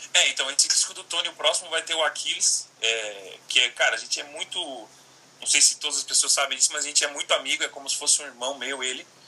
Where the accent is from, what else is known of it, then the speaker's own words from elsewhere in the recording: Criciúma, Santa Catarina, Brazil; moved away; Fiz um workshop em Criciúma, na minha cidade natal, lá em Santa Catarina